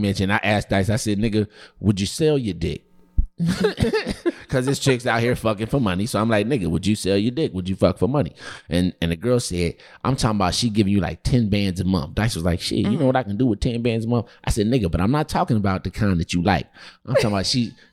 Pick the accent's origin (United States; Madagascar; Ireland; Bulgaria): United States; Kansas City; I'm from Kansas City.